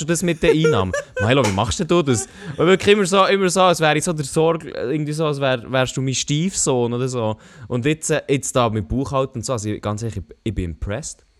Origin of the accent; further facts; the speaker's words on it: Switzerland; als Schweizer